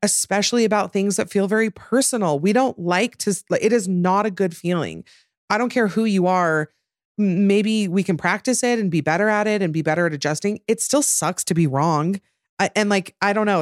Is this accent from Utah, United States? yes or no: yes; Utah, United States; growing up Mormon and in Utah